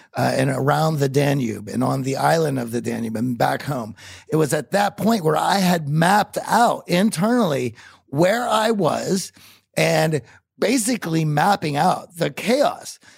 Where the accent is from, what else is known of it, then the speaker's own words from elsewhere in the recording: Pittsburgh, Pennsylvania, United States; I grew up in Pittsburgh